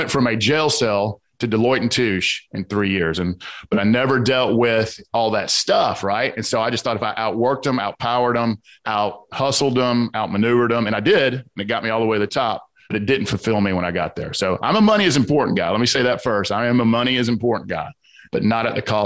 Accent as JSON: {"language": "English", "town": "Atlanta", "region": "Georgia", "country": "United States", "tie": "born or raised there", "accent": "Southern", "said": "I grew up in the South Side of Atlanta on a lot of violence and abuse."}